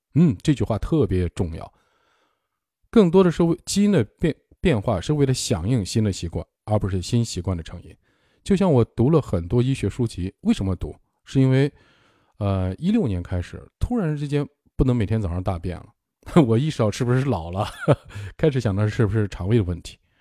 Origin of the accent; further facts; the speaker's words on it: northern China, China; moved away; also born or lived in Ningbo / Hangzhou / Beijing; 我是北方人，我在南方生活了很多年，有二十年了